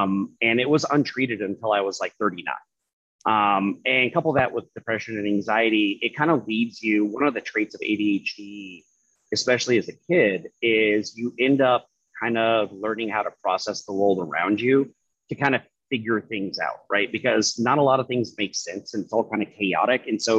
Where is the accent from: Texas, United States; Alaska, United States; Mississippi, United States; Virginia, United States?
Alaska, United States; given my history growing up in Alaska and everything